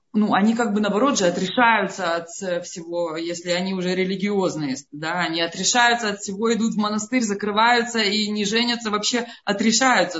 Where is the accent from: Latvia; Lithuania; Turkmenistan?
Lithuania; Vilnius, Vilnius County; now in Amsterdam, Netherlands; я сама родом из Литвы